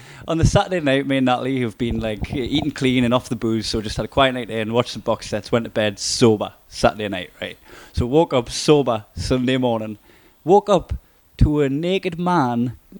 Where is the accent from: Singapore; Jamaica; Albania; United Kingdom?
United Kingdom; Newcastle upon Tyne, North East England; accent: Geordie